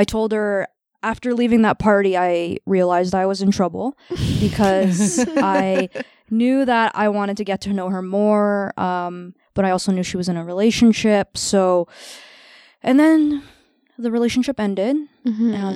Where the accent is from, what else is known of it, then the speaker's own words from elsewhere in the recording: Toronto, Ontario, Canada; I'm from Scarborough